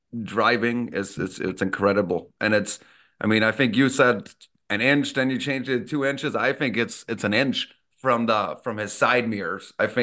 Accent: Austria; English is a second language; you know, back home when I grew up in Austria, we didn't get much NHL hockey, but you did get snippets every Sunday, and it was mainly on European guys.

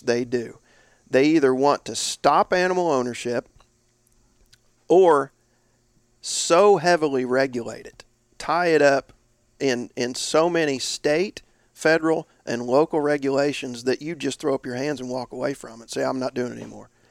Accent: Indiana, United States; northeast was my territory and my home state, Indiana

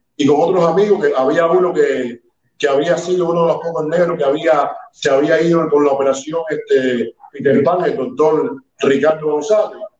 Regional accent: Cuba; also born or lived in Havana; Yo, soy tan cubano como usted

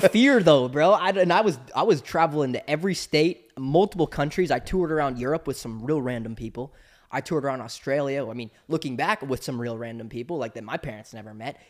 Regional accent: Southern California, United States; I grew up in Southern California, which is the epicenter of action sports

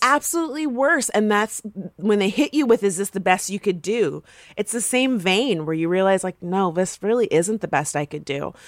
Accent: Florida, United States; I'm from Florida

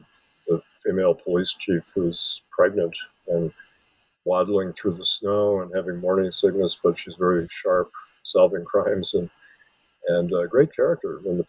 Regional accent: Wisconsin, United States; I'm from Wisconsin, which is adjacent to Minnesota.

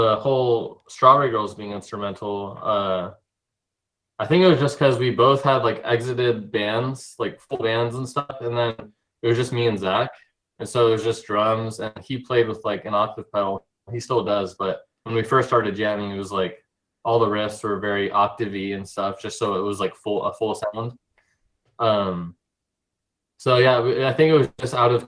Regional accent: California, United States; moved away as an adult; now in Oregon, United States; I live in Oregon now, but we're from California

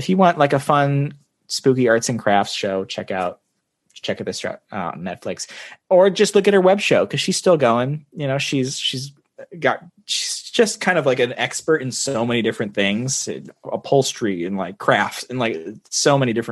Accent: Kansas City, United States; I was born in Kansas City

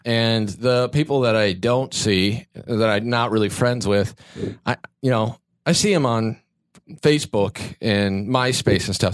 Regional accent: Kansas, United States; moved away as an adult; now in Los Angeles, United States; growing up in Kansas

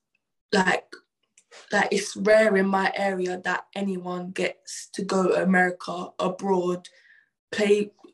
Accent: London, United Kingdom; moved away as an adult; also born or lived in Alabama, United States; now in Southampton, United Kingdom; growing up in Peckham, like, uni was always an option

